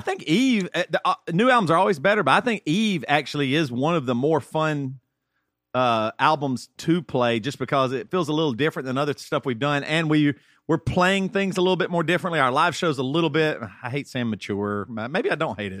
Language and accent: English; Greenville, South Carolina, United States; now in Tennessee, United States; I always think of South Carolina's home, and I grew up in Greenville, South Carolina